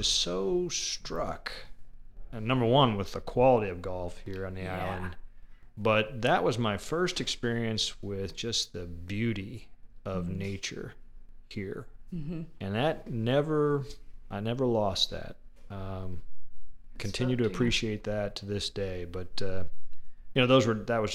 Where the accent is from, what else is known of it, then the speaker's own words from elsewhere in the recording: Indiana, United States; now in Hilton Head, United States; We grew up together up in Indiana